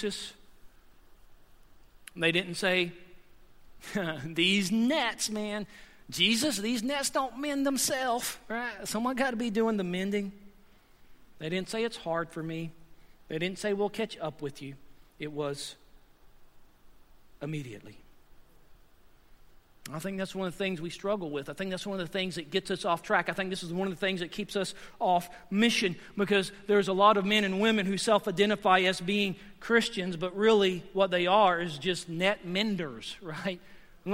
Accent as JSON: {"language": "English", "region": "the South", "country": "United States", "moved": "yes", "said": "I'm from the South, and I've been here for 9 years as well"}